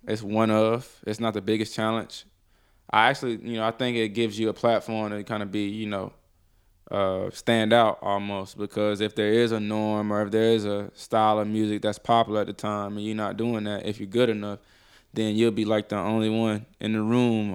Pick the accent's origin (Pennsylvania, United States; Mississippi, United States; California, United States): Mississippi, United States; Columbus; also born or lived in Detroit, Michigan; now in Atlanta, United States; I'm from, uh, Columbus, Mississippi. I was born in Detroit, Michigan